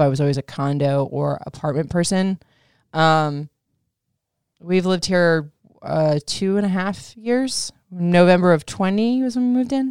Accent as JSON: {"language": "English", "region": "Florida", "country": "United States", "tie": "born or raised there", "said": "I grew up in Florida in hot ass weather"}